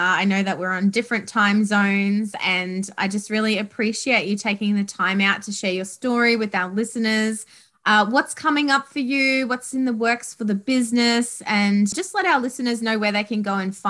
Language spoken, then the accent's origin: English; Australia; I'm from Australia